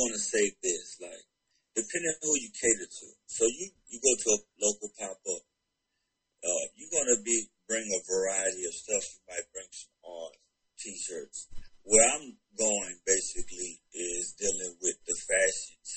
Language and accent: English; Carolina, United States; now in Atlanta, United States; since I'm based in Atlanta, Georgia, got the Atlanta, I'm from Carolina